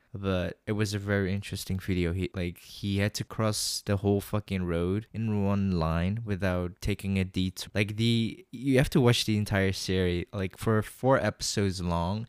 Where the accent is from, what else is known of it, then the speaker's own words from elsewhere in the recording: Netherlands; I was born in the Netherlands, but I don't look Dutch. I look Chinese